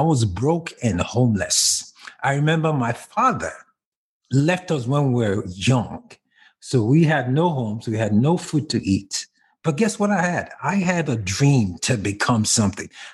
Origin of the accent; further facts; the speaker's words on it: Kaduna, Kaduna State, Nigeria; moved away; I grew up in a place called Kaduna, which is the northern part of Africa, Nigeria, to be more specific